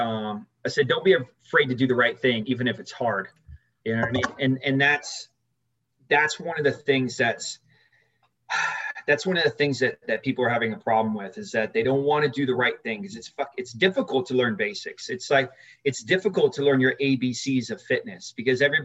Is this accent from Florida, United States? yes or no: yes; Orlando, Florida, United States; also born or lived in Germany / Berlin; we moved to Orlando, and then that's where I grew up in Orlando